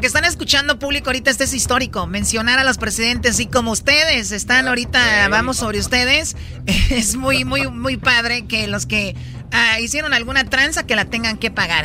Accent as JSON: {"language": "Spanish", "country": "Mexico", "said": "somos mexicanos"}